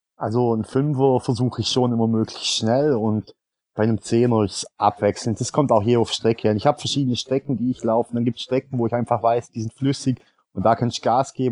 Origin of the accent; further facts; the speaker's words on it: Swabia, Baden-Württemberg, Germany; Als Schwabe